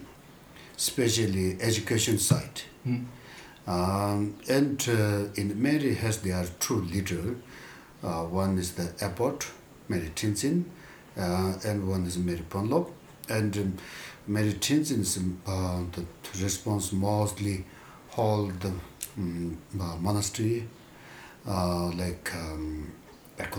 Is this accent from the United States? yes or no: no; Charka, Karnali Province, Nepal; English is a second language; moved away; also born or lived in India; I'm from Western Nepal, Dolpo. Dolpo Charka